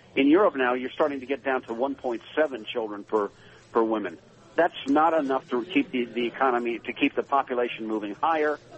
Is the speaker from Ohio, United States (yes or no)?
yes; Akron, Ohio, United States; I grew up in Akron, Ohio